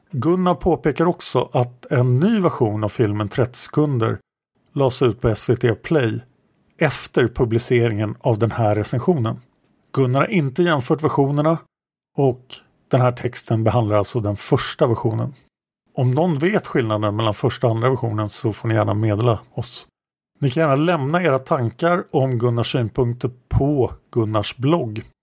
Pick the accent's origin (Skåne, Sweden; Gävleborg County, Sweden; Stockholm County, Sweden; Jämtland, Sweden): Stockholm County, Sweden; Stockholm; Dessutom växte jag upp i Sköndal-Farsta under den absolut svåraste perioden på 60 och 70-talen.